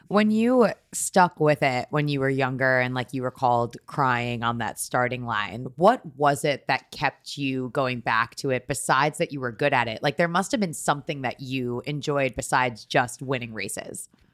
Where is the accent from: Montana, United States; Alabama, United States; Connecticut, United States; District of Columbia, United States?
Connecticut, United States; moved away as an adult; also born or lived in New York; now in Brooklyn, New York, United States; Born and raised in Connecticut, I have lived in New York for eleven years now